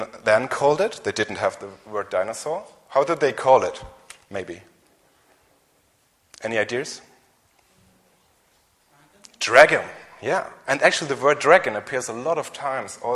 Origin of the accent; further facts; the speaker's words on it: Germany; English is a second language; maybe you have heard from my strange accent and my weak English that I'm from Germany